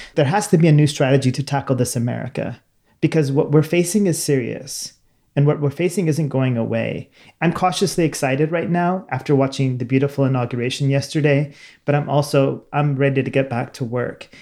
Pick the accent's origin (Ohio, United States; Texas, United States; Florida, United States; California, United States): California, United States; Sacramento; I'm from Sacramento, California